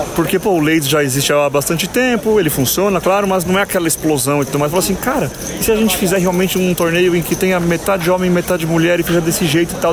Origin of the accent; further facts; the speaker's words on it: São Paulo, Brazil; na minha cidade natal